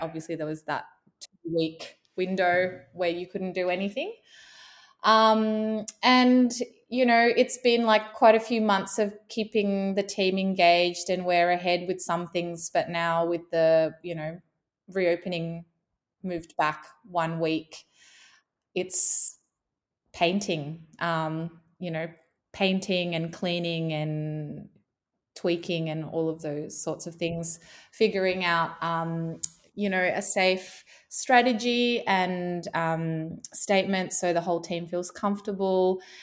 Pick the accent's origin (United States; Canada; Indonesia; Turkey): Indonesia; moved away; being born and growing up in Indonesia